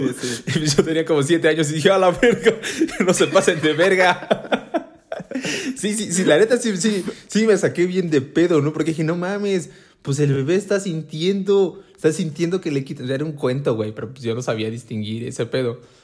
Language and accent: Spanish; Puebla, Mexico; como todo poblano